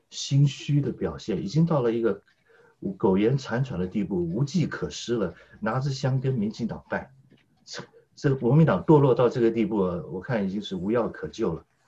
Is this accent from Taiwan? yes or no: yes; Taipei, Taiwan; 论籍贯，论我爷爷辈，我爷爷是河北南宫，那么我的先父呢是黑龙江七七二，先母是吉林柳河，那我是台湾台北省的外省人第二代，所以要论籍贯的话，那我可以，我是东北人第二代，河北人第三代